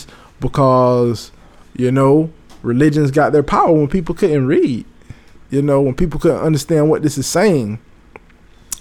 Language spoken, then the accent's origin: English; Florida, United States; my hometown here of Florida